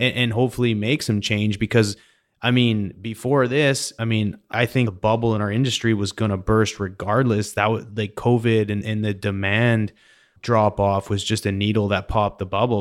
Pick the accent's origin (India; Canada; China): Canada; now in United States; I recently became an American citizen. I'm from Canada originally.